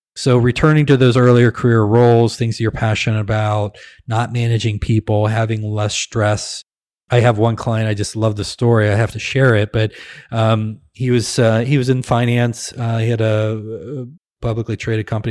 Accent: Midwest, United States; we're from the Midwest. We tend to be nice, pleasant, kind, simple folk

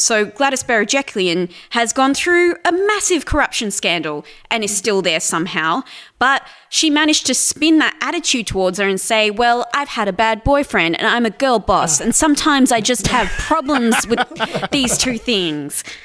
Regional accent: New South Wales, Australia; now in Victoria, Australia; I'm originally from New South Wales, um, and I moved to Victoria about ten years ago

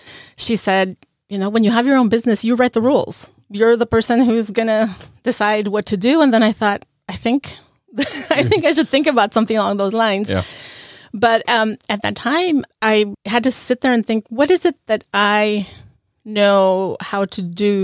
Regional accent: La Paz, Bolivia; moved away as an adult; now in Norfolk, United States; We're originally from La Paz, Bolivia.

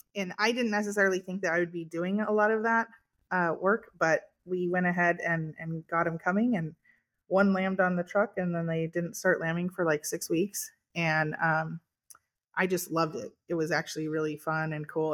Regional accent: California, United States; I was born and raised here on our farm, we had dairy, beef, and almonds

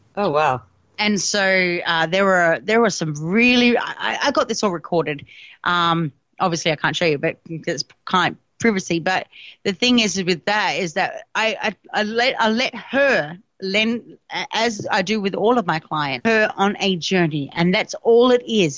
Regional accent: South Australia, Australia; in South Australia, in Australia, because obviously I'm Australian, that's my home state

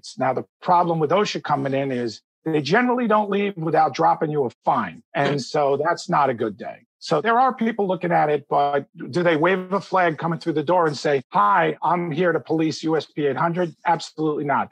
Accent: New Jersey, United States; my home state of New Jersey

